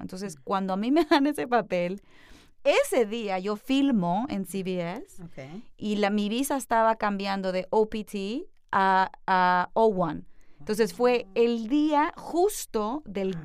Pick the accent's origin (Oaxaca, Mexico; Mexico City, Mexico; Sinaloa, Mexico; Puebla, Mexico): Sinaloa, Mexico; Culiacán; also born or lived in New York; now in Los Angeles, United States; yo nací en Culiacán, Sinaloa, que es una ciudad que está distinguida por tener los mejores atardeceres y también el narcotráfico. Entonces yo nací en una ciudad en donde bajo mi casa comíamos delicioso